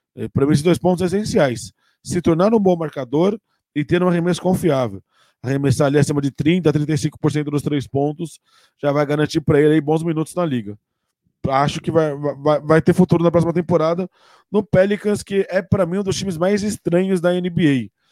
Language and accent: Portuguese; Brazil; a gente é muito imediatista enquanto brasileiro